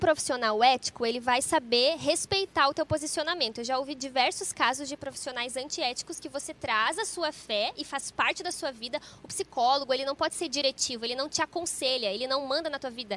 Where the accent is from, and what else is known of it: Cruz Alta, Rio Grande do Sul, Brazil